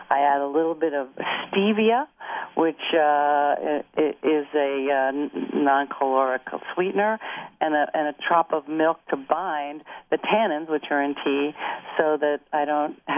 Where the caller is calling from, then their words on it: Woodside, California, United States; I'm calling you from beautiful Woodside, California, where we have a div- this is divine weather today.